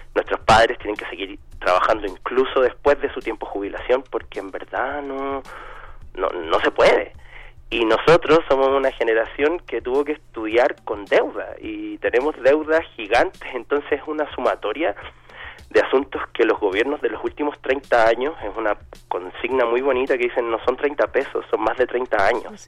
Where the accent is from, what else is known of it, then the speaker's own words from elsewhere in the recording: Chile; moved away as an adult; now in Mexico City, Mexico; soy chileno, llevo seis años viviendo acá en México.